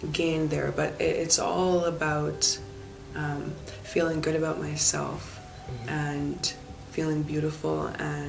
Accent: Vancouver, British Columbia, Canada; also born or lived in Calgary; I was born in Calgary, raised in Vancouver. I guess that would make me more of a Vancouverite.

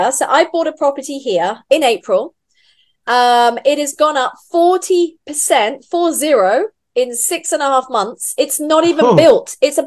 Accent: England, United Kingdom; moved away as an adult; also born or lived in Vanuatu / Fiji / Roatan, Honduras; now in Dubai, United Arab Emirates; we lived in Vanuatu and then Fiji until I was eight. And then we came back to England when I was eight.

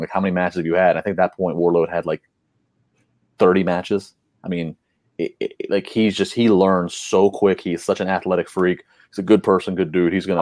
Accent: Maryland, United States; As a person that was born and raised in Maryland

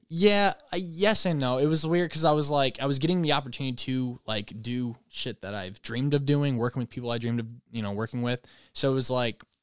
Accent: Michigan, United States; moved away as an adult; now in Los Angeles, United States; I'm a Michigan boy

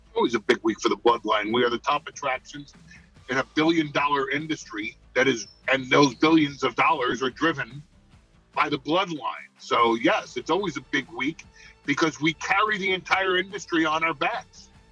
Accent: New York, United States; I'm from New York

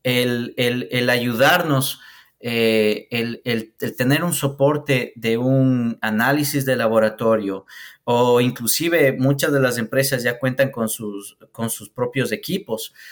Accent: Ecuador; yo soy ecuatoriano

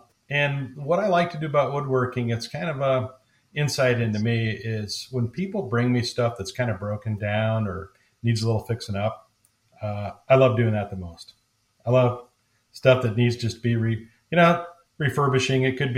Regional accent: Iowa, United States; born there; now in St. Louis, United States; But originally, I was born on a farm, on the farm, but born in a farming family in Northeast Iowa.

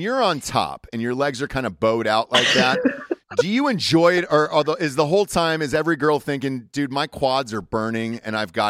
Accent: Atlanta, Georgia, United States; I'm from Atlanta. I'm a Georgia boy.

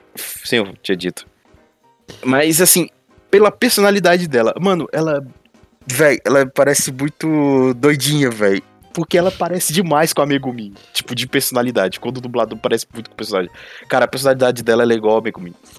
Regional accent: Brazil; como brasileiro

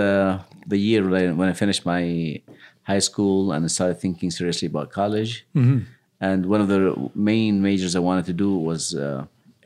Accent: Yemen; moved away; I just grew up like every other kid growing up in Yemen

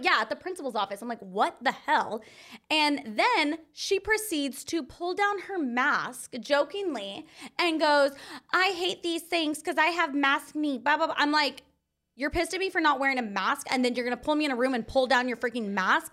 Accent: Anza, California, United States; I grew up in Anza, California

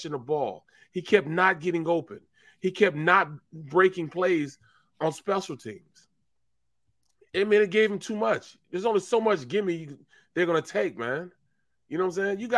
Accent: St. Louis, Missouri, United States; I'm from St. Louis, the show me state

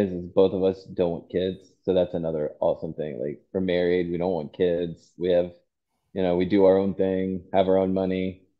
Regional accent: Virginia, United States; moved away as an adult; now in Georgia, United States; Oh, originally, I grew up, I was born and raised in Virginia.

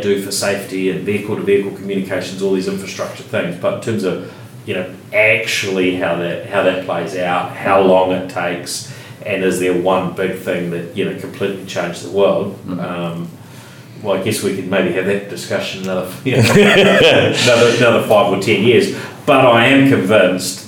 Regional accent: Christchurch, Canterbury, New Zealand; when I was growing up in Christchurch, if I could get online here, I had a dial-up, modem, living not too far from where we're sitting now

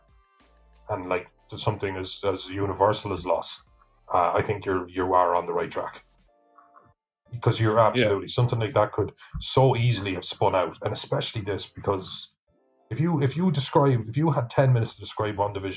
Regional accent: Ireland; we're Irish

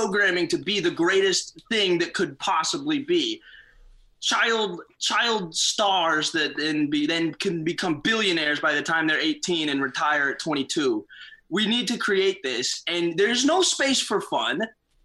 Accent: Santa Cruz, California, United States; moved away as an adult; also born or lived in San Antonio, Texas / Houston, Texas; now in Chicago, United States; I was born in San Antonio, Texas. And then I moved to Houston when I was like 2. And then when I was 6, I moved to Santa Cruz, California. And that's where I lived until I came to Chicago

